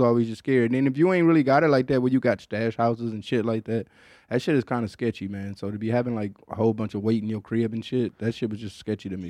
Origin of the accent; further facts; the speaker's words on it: Michigan, United States; moved away as an adult; now in Austin, United States; growing up in Michigan